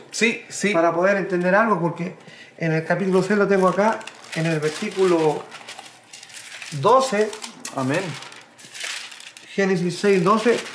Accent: Chile; moved away; en Chile. Cuando yo era joven, estaba ahí

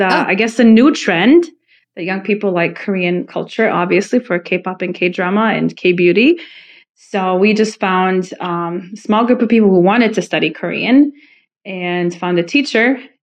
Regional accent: Croatia; born there; No, I was born in Croatia.

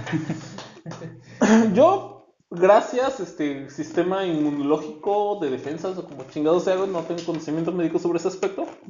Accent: Oaxaca, Mexico; now in Tijuana, Mexico; soy de Oaxaca y tenemos el poderosísimo quesillo.

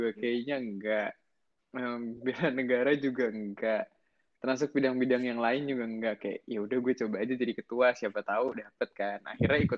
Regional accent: Bekasi, West Java, Indonesia; also born or lived in Jakarta; gue lahir di Jakarta 30 Juli 2002 berarti Leo ya zodiak gue ya. Terus gue uh, habis itu gue tinggal di Bekasi, kota Bekasi, tapi ya deket-deket Jakarta lah ya.

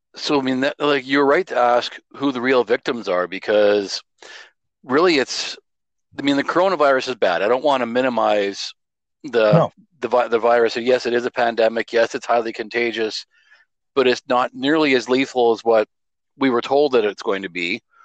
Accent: Alberta, Canada; I grew up in Alberta through the 1980s

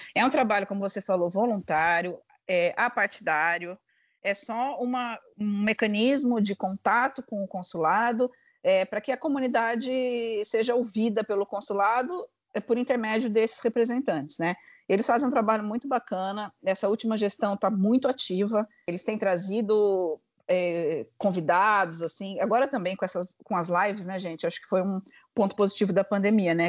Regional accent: Brazil; now in United Kingdom

